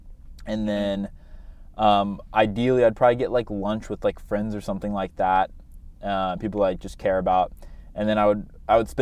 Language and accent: English; Midwest, United States; I'm from the Midwest